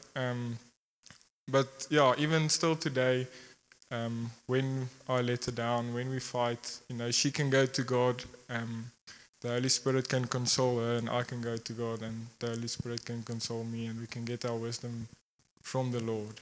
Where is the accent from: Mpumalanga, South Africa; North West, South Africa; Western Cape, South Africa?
Mpumalanga, South Africa; Secunda; I grew up here in Secunda